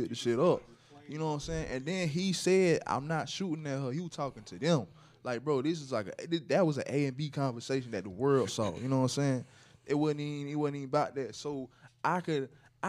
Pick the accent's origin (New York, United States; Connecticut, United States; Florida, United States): Florida, United States; I'm from Florida